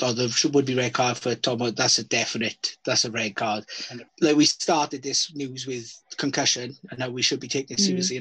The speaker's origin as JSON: {"language": "English", "region": "Wales", "country": "United Kingdom", "said": "As a Welshman"}